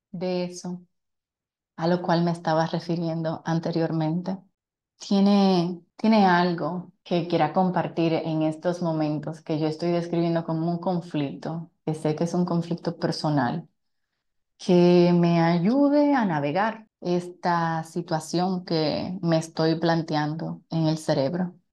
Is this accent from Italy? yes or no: yes; Italy; Como saben, soy italiana